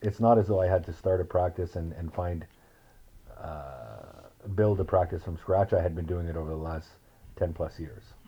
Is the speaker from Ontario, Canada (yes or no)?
yes; northern Ontario, Canada; now in Ottawa, Canada; I grew up in a small town in northern Ontario